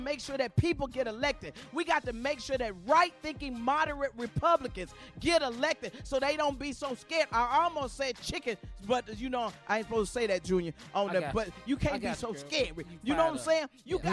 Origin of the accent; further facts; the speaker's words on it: Chicago, Illinois, United States; I'm from Chicago. I'm raised in Chicago